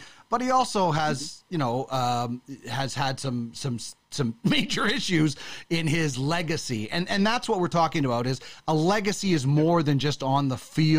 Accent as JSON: {"language": "English", "town": "Brandon", "region": "Manitoba", "country": "Canada", "tie": "born or raised there", "said": "I was a kid in Brandon, Manitoba, who was an Andy Moog fan."}